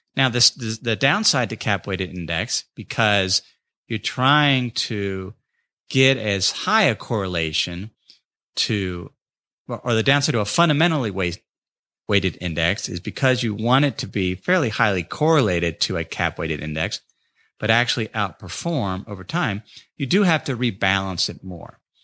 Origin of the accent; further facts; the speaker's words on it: North College Hill, Ohio, United States; moved away; my hometown of North College Hill